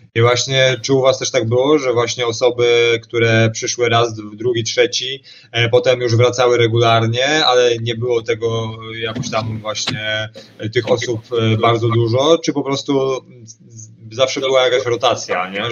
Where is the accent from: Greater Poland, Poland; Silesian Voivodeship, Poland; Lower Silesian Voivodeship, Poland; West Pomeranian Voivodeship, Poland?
West Pomeranian Voivodeship, Poland; Szczecin; u nas w Szczecinie